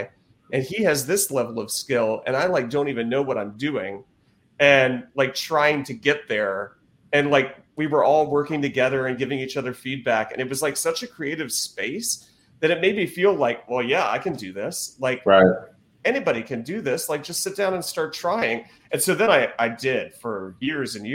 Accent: North Carolina, United States; I grew up in North Carolina

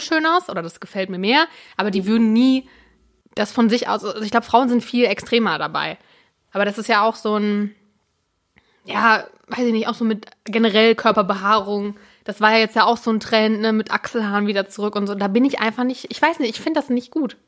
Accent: Germany; als Deutscher

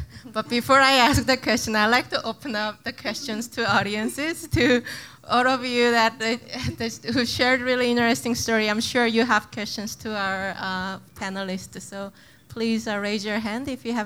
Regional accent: Seoul, South Korea; now in United States; I grew up in Seoul in South Korea

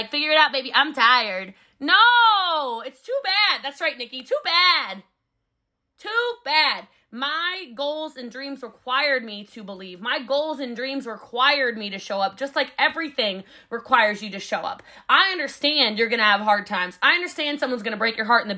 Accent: Texas, United States; I'm a Texan

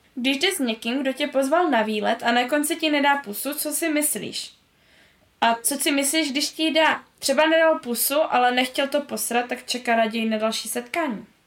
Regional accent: Řeka, Moravian-Silesian Region, Czechia; born or raised there; also born or lived in Karviná

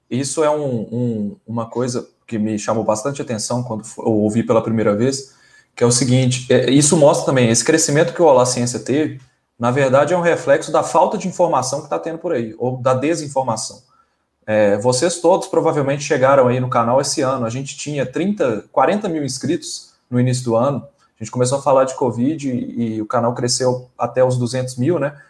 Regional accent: Brazil; a gente é brasileiro, igual qualquer um aqui

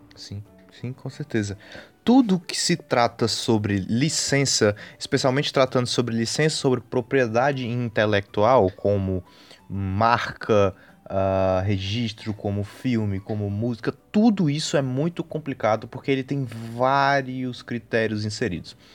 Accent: Northeast Region, Brazil; nós dois sendo, sendo nordestinos

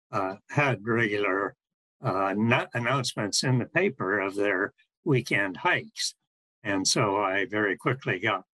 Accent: Denver, Colorado, United States; moved away as an adult; now in Honolulu, United States; I grew up in Denver, and my parents were quite fascinated by the mountains there

